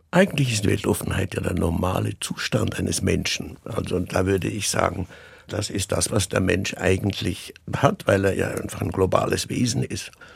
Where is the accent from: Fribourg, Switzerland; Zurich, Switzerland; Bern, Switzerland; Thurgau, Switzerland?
Zurich, Switzerland; meine Heimat in dem Sinne ganz persönlich ist, ist Zürich, ist die Schweiz.